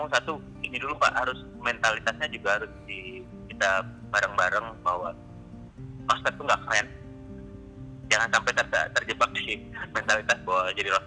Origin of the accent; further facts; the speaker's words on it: Java, Indonesia; walaupun saya sebagai orang Jawa, saya juga kadang-kadang masih kaget